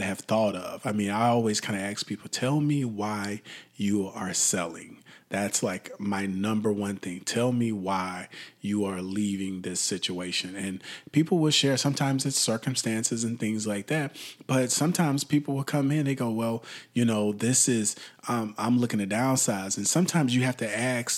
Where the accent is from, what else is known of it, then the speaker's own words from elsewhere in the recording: Texas, United States; Texas, my home state.